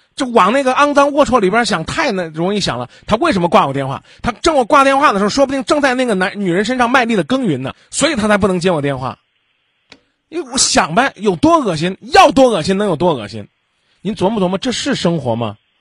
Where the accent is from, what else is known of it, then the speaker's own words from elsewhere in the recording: Henan, China; 我也是河南的